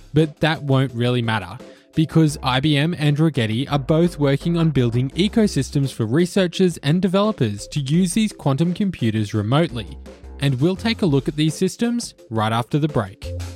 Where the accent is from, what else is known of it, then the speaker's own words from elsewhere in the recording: Australia; In Australia, where I'm from